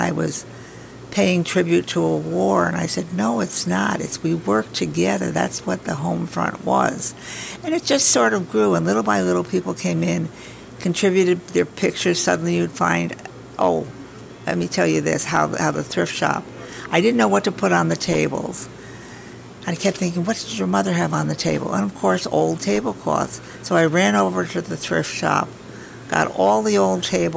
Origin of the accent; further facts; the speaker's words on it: Albany, New York, United States; also born or lived in Altamont; I grew up in Albany. I was an Albany girl, married an Altamont boy